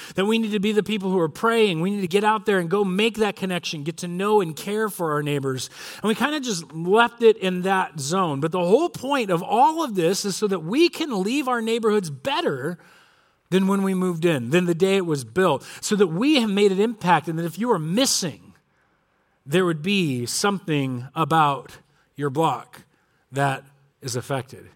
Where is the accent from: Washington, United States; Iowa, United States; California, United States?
California, United States; Corona; I grew up in Corona, and my dad grew up in Corona.